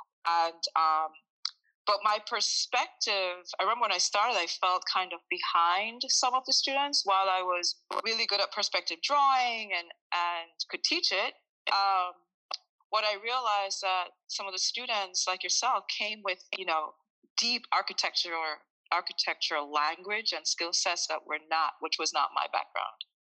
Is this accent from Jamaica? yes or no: yes; Jamaica; So I'm originally from Jamaica, a small country, and ever since I was maybe 5 years old, I have been attracted to construction sites